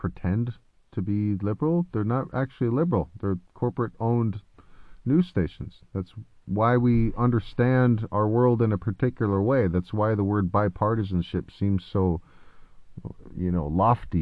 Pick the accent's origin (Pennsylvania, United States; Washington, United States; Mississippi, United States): Washington, United States; Oak Harbor; born or raised there